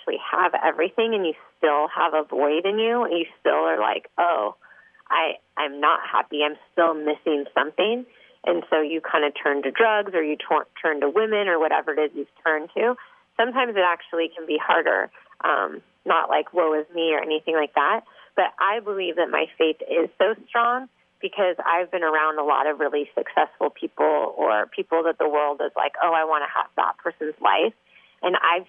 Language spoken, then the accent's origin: English; Canada; now in Orange County, United States; I grew up in Canada